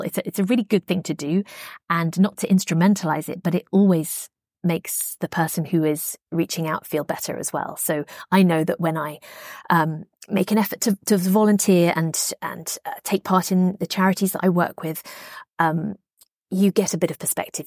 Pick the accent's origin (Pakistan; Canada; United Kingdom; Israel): United Kingdom; I grew up in Margaret Thatcher's Britain